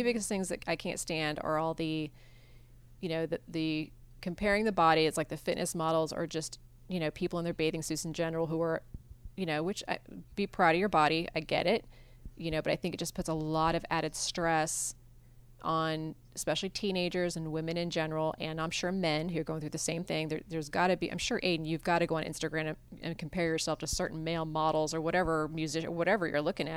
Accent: Iowa, United States; moved away as an adult; I grew up in Iowa

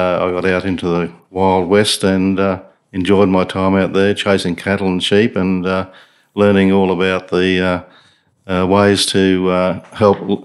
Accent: Warwick, Queensland, Australia; I grew up in a little town called Warwick, not far from here.

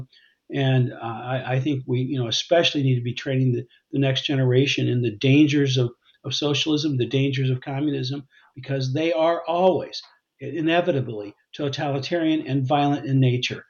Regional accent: United States; I'm even more grateful as an American

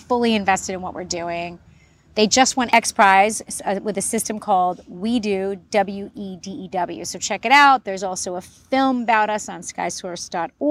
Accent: New York City, New York, United States; now in Los Angeles, United States; I also grew up in the city, I grew up in New York City

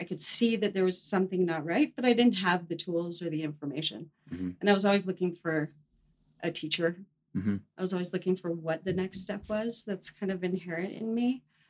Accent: Fort Collins, Colorado, United States; also born or lived in Flagstaff, Arizona / Boulder, Colorado; I am from Fort Collins, and I've been there for pretty much since fourth grade. I'm not a Colorado native, but been there that long.

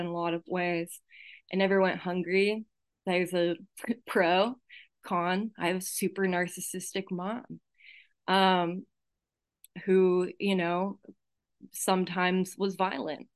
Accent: Santa Cruz, California, United States; I was born in Santa Cruz, California. I don't know if you can tell by my accent. People in my home group call me a Jewish hillbilly because I grew up in the Santa Cruz Mountains

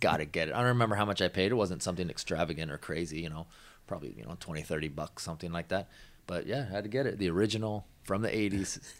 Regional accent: Washington, United States; I grew up in Washington, so we didn't have that station there

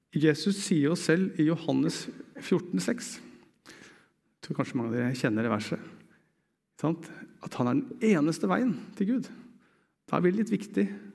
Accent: Eastern Norway, Norway; meg som østlending, det er først når jeg kommer til Sørlandet, at jeg skjønner hva det vil si å være østlending

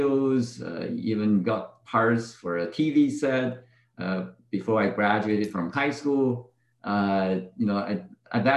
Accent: Beijing, China; moved away; I grew up in northern China, mainly in Beijing.

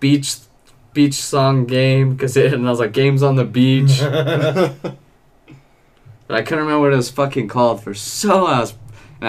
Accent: Utah, United States; also born or lived in Roy, Utah / Clearfield, Utah; Now to my home state

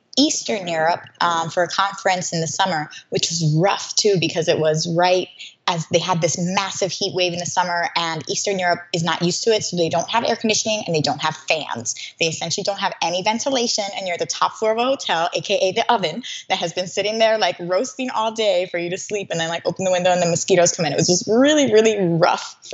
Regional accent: Puerto Rico; moved away; I'm from Puerto Rico originally. I speak Spanish

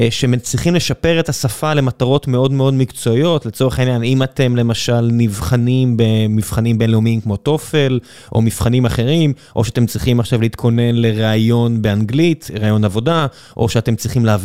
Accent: Ramla, Central District, Israel; כן, נולדתי ברמלה

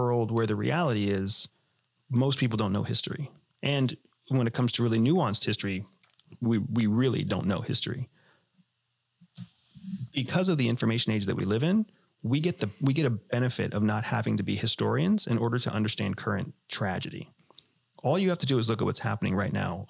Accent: United States; I am an American veteran. I'm an American former CIA officer. We are as red, white, and blue apple pie and hot dogs as it gets, right? And we grew up in a country

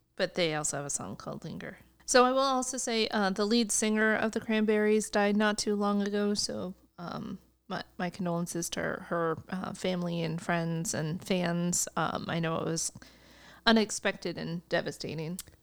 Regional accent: United States; as an American viewer

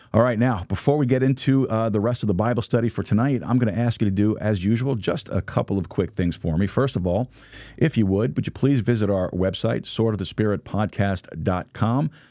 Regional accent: New York, United States; now in Texas, United States; I am not a native Texan. I am from New York, but, uh, Texas is my home

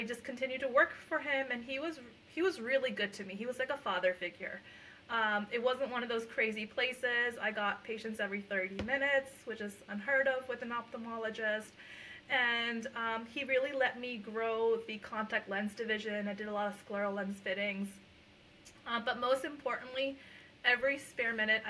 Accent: Lehigh Valley, Pennsylvania, United States; first language Punjabi; moved away as an adult; also born or lived in Puerto Rico; now in New Jersey, United States; I'm actually from the Lehigh Valley in Pennsylvania

